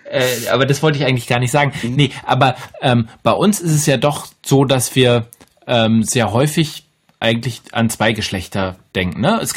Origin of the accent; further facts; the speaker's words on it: Bremen, Germany; Aber ich komme ja aus Bremen und ja.